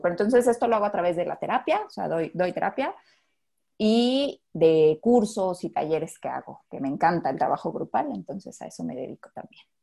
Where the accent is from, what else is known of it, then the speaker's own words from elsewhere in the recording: Mexico; como mexicanos